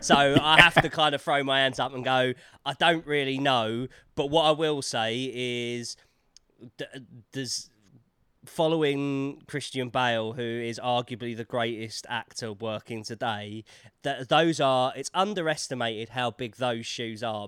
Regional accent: London, United Kingdom; accent: Cockney

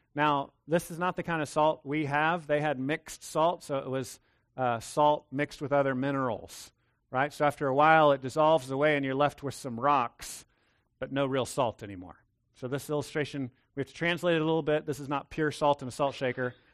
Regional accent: Texas, United States; I'm a Texan

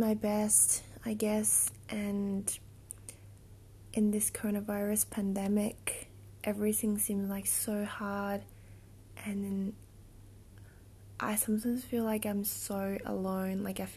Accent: Japan; moved away as an adult; also born or lived in Australia / New Zealand; I was born in Japan and I grew up here until I turned 18

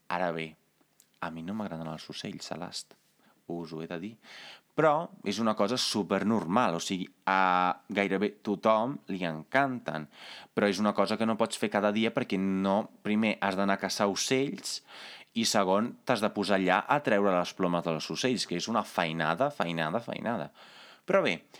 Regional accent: Carmignano di Brenta, Veneto, Italy; moved away; jo sóc italià, jo vinc d'un poble que es diu Carmignano di Brenta i que es troba uns eh, 70 quilòmetres més o menys a l'interior del Veneto

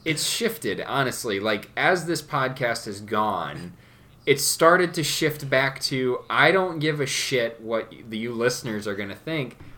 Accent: Genoa, Wisconsin, United States; We're from Genoa, Wisconsin.

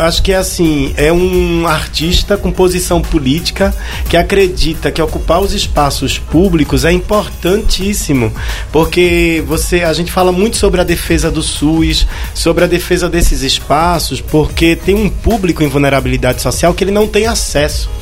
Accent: Pernambuco, Brazil; eu sou pernambucano

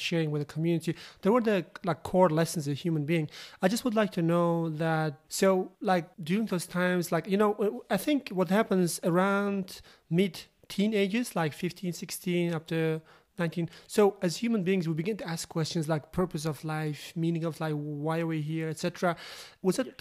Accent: Uzbekistan; I am originally Uzbekistan

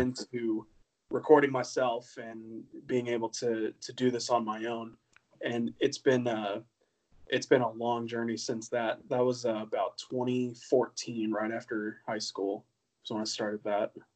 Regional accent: Ocala, Florida, United States; grew up in Ocala, Florida

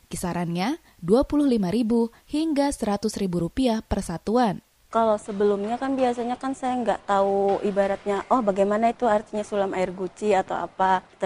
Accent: Banjarmasin, South Kalimantan, Indonesia; saya berasal dari Banjarmasin

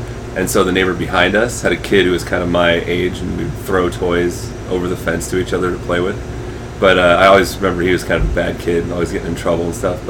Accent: Bay Area, California, United States; moved away as an adult; also born or lived in San Jose, California; now in Fresno, United States; Growing up in the Bay Area was phenomenal. It was... Well, I was born in San Jose and lived there until I was 4 and lived in 2 different houses.

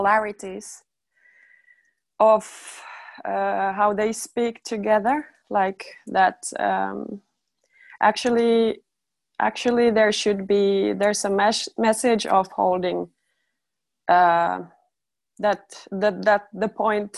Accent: Finland; I'm also from Finland

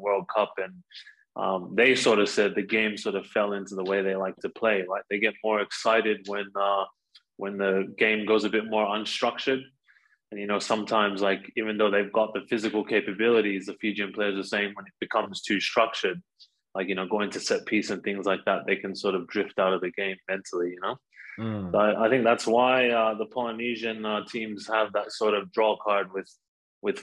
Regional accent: Tonga; moved away as an adult; now in Australia; I grew up in Tonga

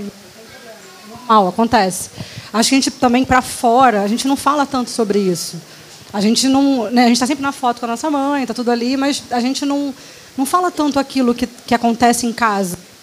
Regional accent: Rio de Janeiro, Brazil; eu sou do Rio, acho que dá para ouvir

